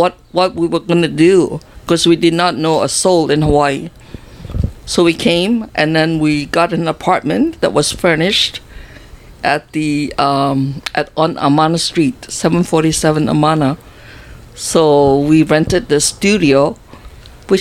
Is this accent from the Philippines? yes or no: no; Singapore; moved away as an adult; also born or lived in Australia; now in Honolulu, United States; I am 70 years old, and I came from Singapore.